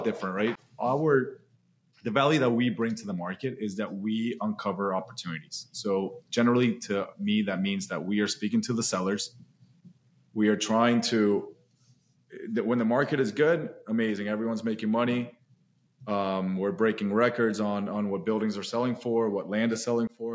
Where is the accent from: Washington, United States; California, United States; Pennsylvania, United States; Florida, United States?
Florida, United States; Orlando; I grew up in Orlando, Florida